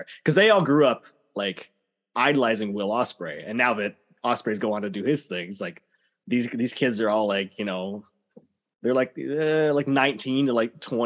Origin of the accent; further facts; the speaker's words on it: Canada; being Canadian wrestlers